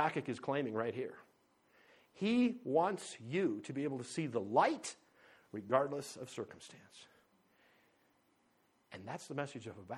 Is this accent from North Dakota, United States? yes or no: yes; North Dakota, United States; moved away; also born or lived in Paradise Valley, Montana; growing up in North Dakota, there were not a lot of high places